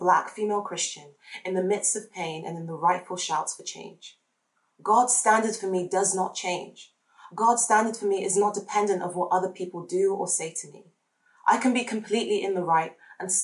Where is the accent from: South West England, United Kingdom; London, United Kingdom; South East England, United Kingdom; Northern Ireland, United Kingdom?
South West England, United Kingdom; Devon; also born or lived in Nigeria; I was raised in Devon by white British guardians